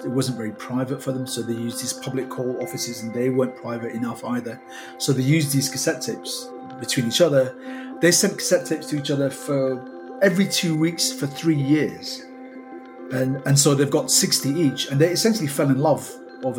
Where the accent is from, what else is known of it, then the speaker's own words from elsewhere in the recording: Manchester, North West England, United Kingdom; all the kind of memories that I had of that as a boy, and growing up in Manchester